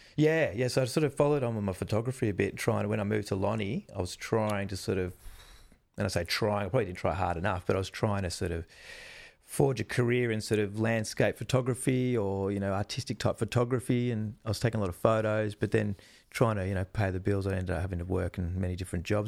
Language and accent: English; Melbourne, Victoria, Australia; I grew up in Melbourne